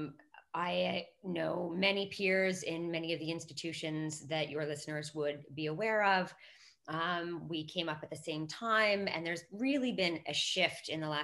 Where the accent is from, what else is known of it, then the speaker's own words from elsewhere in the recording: Canada; moved away as an adult; now in London, United Kingdom; I'm Canadian, and I'm more concerned about my mom in Toronto